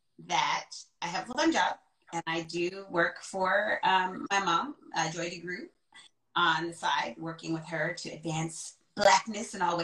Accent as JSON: {"language": "English", "country": "Jamaica", "said": "So I am like Jamaican, right?"}